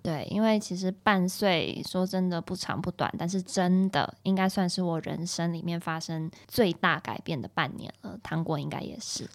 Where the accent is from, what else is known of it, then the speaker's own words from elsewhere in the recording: Taiwan; moved away; 小时候在台湾的